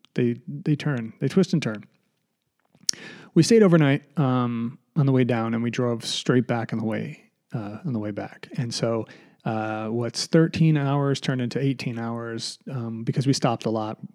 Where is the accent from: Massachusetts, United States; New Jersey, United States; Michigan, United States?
Massachusetts, United States; we're from Massachusetts.